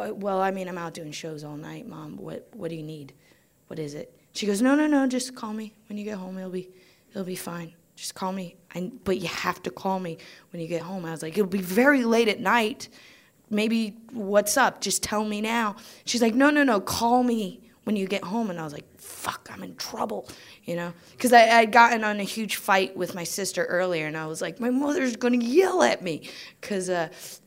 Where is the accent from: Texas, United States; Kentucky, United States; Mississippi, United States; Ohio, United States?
Ohio, United States; Greenville; moved away as an adult; also born or lived in New York; now in United Kingdom; I grew up in Greenville, Ohio, small town.